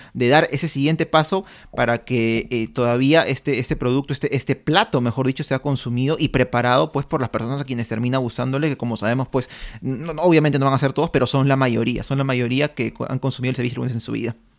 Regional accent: Peru; nosotros como peruanos

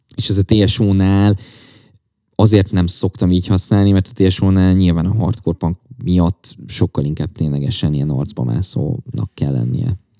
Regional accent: Csongrád, Csongrád-Csanád, Hungary; egyedül is Csongrádi vagyok

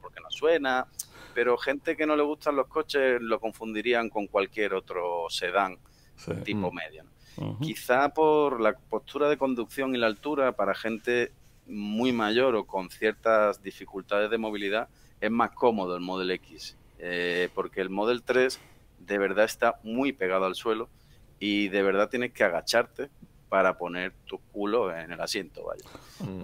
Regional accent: Seville, Andalusia, Spain; also born or lived in Madrid area, Spain; now in Madrid, Spain; yo soy de Sevilla del Sur y desde mi casa hasta casa de mis padres hay unos 540 kilómetros

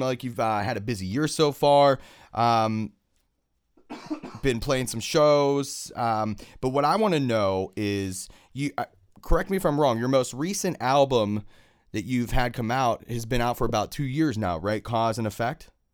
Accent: Pittsburgh, Pennsylvania, United States; Born and raised in Pittsburgh, I am

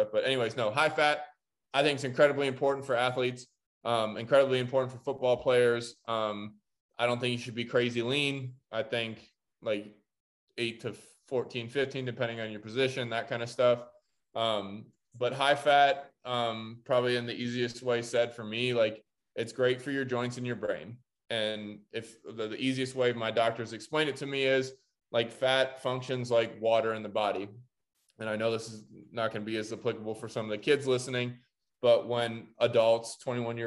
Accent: Columbus, Ohio, United States; I'm from Columbus, Ohio.

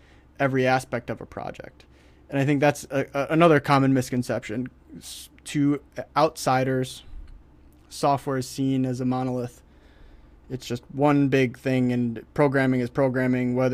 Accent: Detroit, Michigan, United States; I'm from Detroit. Detroit

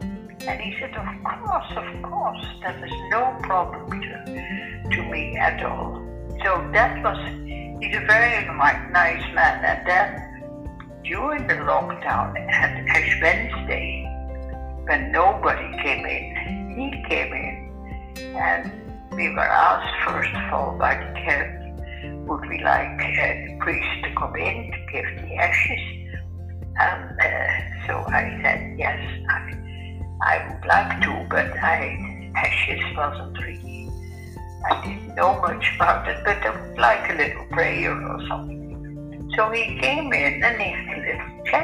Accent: Ireland; because I thought my age group, being Irish, it would be more

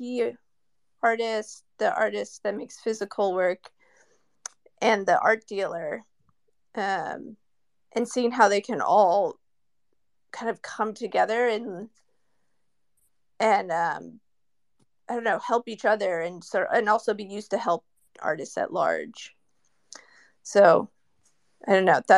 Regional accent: Silicon Valley, California, United States; I'm from Silicon Valley, and everyone in my family is an engineer, my brother, my parents.

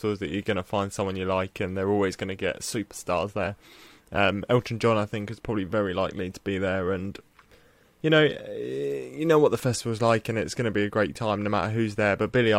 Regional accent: Portsmouth, South East England, United Kingdom; My hometown.

